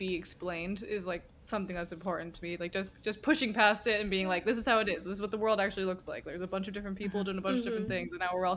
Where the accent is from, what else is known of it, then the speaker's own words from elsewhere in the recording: New Hampshire, United States; I am from New Hampshire, where walking is the statewide pastime